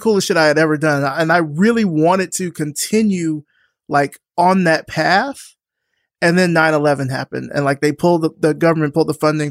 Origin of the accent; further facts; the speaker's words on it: Selma, Alabama, United States; So I'm from Alabama. I'm from Selma, Alabama.